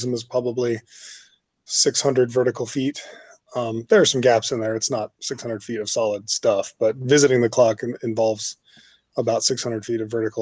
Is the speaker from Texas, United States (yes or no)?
yes; Austin, Texas, United States; moved away as an adult; also born or lived in Los Angeles, California; I was an engineer working in my hometown of Austin, Texas, almost 15 years ago